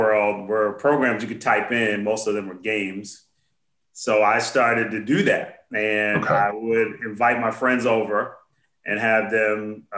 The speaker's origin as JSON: {"language": "English", "region": "New York", "country": "United States", "moved": "yes", "said": "I am originally from New York"}